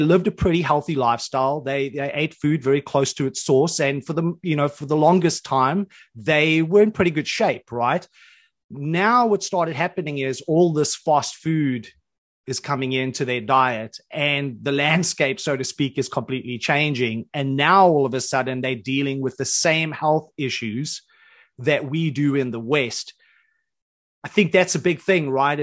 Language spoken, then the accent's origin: English; Johannesburg, Gauteng, South Africa; I grew up in Johannesburg, on the south side of Johannesburg, in government housing.